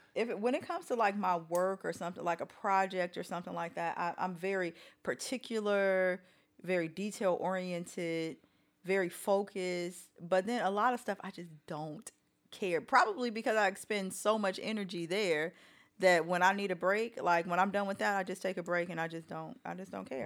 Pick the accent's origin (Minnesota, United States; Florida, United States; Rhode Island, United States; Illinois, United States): Illinois, United States; Chicago; I grew up on the South Side of Chicago